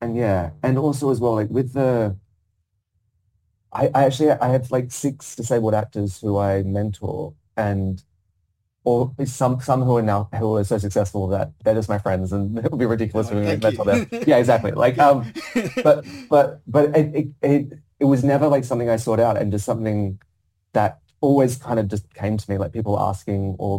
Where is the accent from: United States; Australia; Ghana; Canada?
Australia; Perth, Western Australia; accent: Australian; moved away as an adult; now in London, United Kingdom; as an Australian actor in a classical play in the West End, playing a lead role and speaking Chekhov in my accent